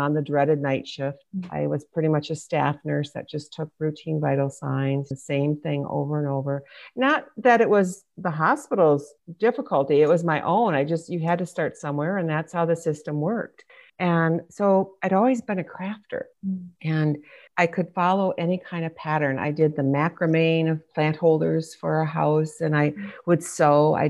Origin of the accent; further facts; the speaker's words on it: Michigan, United States; moved away as an adult; I ended up moving 1,000 miles from Michigan, my home state